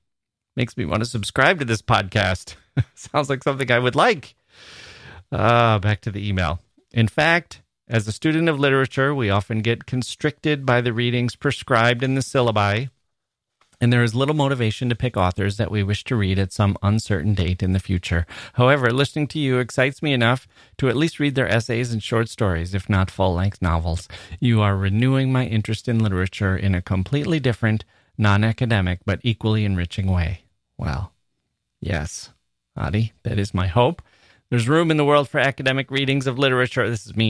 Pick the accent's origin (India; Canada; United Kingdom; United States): India; at the beginning of the COVID-19 lockdown in India, when I had to come back to my hometown some 5 hours away from Delhi.